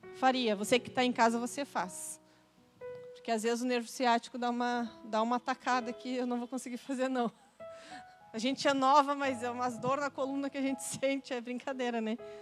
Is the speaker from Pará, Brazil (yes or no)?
no; Porto Alegre, Rio Grande do Sul, Brazil; sobre o Rio Grande do Sul, o estado que eu nasci, sobre Porto Alegre, da onde eu nasci